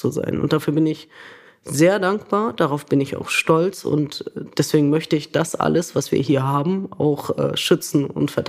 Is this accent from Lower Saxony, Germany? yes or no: yes; Lower Saxony, Germany; born there; Also ich bin gebürtige Niedersächsin